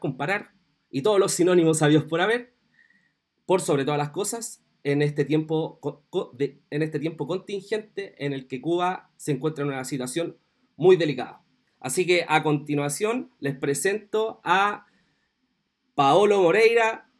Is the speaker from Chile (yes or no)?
yes; Chile